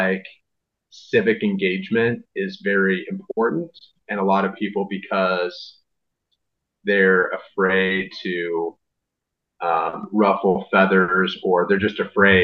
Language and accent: English; Southern Illinois, United States; moved away as an adult; now in St. Louis, United States; I grew up in Southern Illinois, like an hour and a half away from St. Louis.